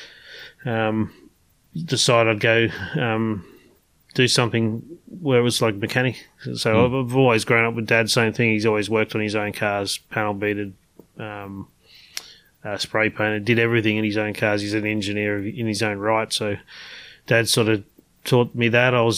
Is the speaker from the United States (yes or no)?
no; Frankston, Victoria, Australia; I grew up in Frankston, actually.